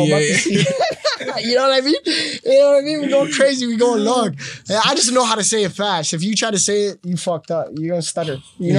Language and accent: English; Palestine; now in Canada; Growing up in Palestine and seeing, like, being in that, like, middle of that conflict and all that stuff is a little different, right?